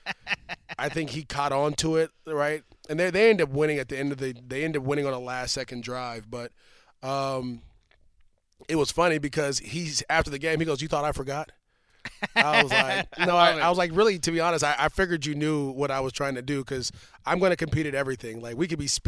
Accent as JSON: {"language": "English", "area": "Bay Area", "region": "California", "country": "United States", "said": "I'm from the Bay Area"}